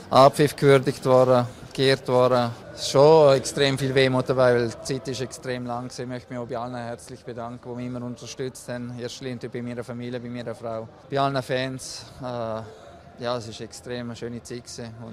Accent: Liechtenstein; der Platz der Gatter als Liechtensteiner ist ja auch nicht selbstverständlich, weil ich muss ja die Ausbildung in der Schweiz machen

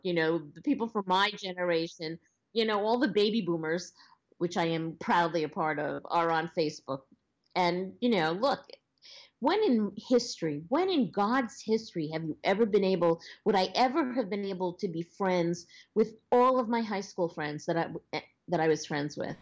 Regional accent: Long Island, New York, United States; accent: Long Island; moved away as an adult; now in Los Angeles, United States; I was born on Long Island, which I know you can probably hear in my accent. And um, I I lived a very basic Long Island lifestyle for many years

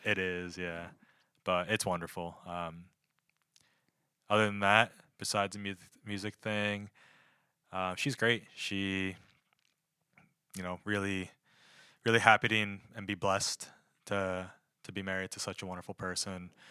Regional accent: North Wales, Pennsylvania, United States; moved away as an adult; also born or lived in Harrisburg, Pennsylvania; From North Wales, Pennsylvania

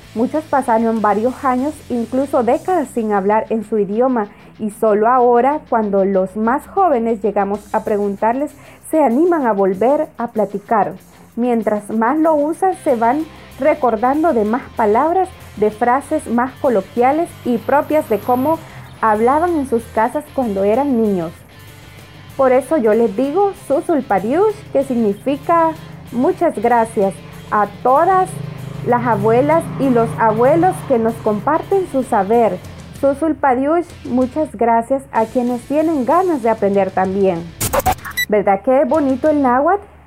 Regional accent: Sonsonate, El Salvador; crecí en el pueblo de Huizapan en Sonsonate.

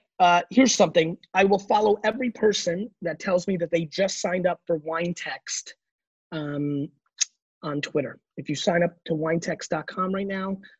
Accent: Belarus; moved away; I was born in Belarus

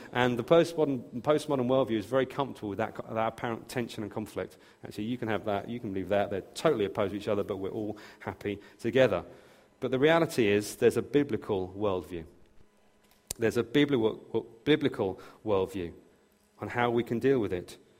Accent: near Brighton, South East England, United Kingdom; I was born and raised near Brighton

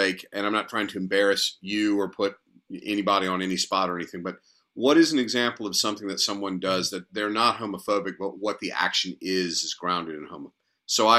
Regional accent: the South, United States; growing up in the South, I grew up eating.

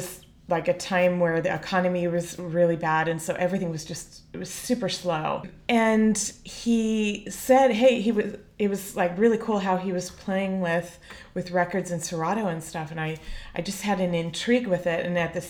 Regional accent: California, United States; moved away as an adult; also born or lived in San Francisco / Los Angeles / New York City; now in Philadelphia, United States; I'm not from New York originally. I'm from California. I'm between a coastal town between LA and San Diego. But then lived in San Francisco for many years, then moved back to LA and then New York.

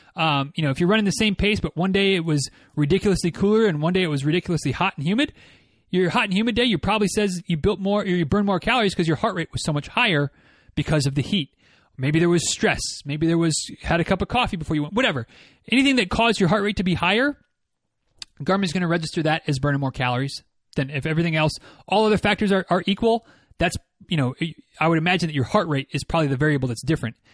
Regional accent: Michigan, United States; now in Florida, United States; I'm from Michigan

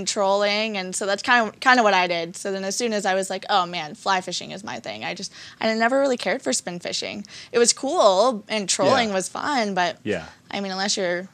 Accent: Flint, Michigan, United States; I was born and raised in Michigan, in Flint

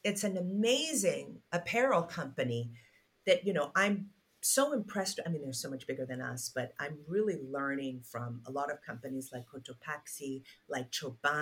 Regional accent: Nigeria; my home country, Nigeria

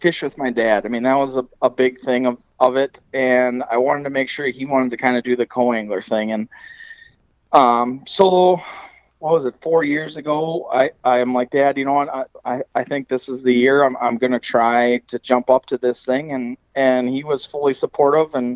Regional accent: Alexandria, Minnesota, United States; I grew up in the Alexandria Lakes area, specifically on the chain on Lake

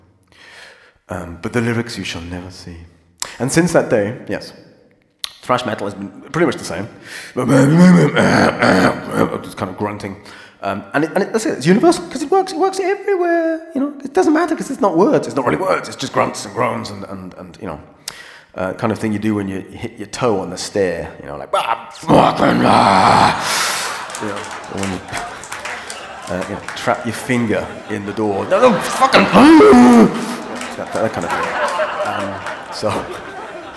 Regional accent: United Kingdom; I'm British

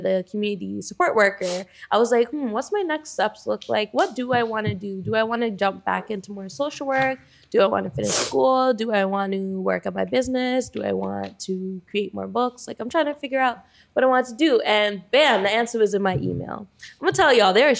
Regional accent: Toronto, Ontario, Canada; growing up in Toronto. I'm born and raised here

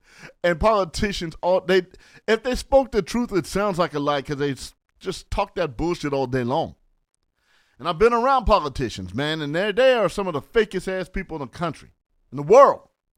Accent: San Bernardino, California, United States; Don't fuck with me. I'm from San Bernardino.

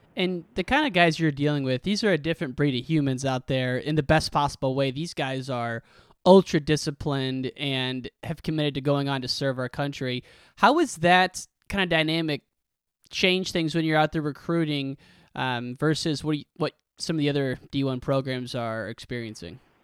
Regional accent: Western Illinois, United States; I grew up in Western Illinois, an hour from University of Iowa

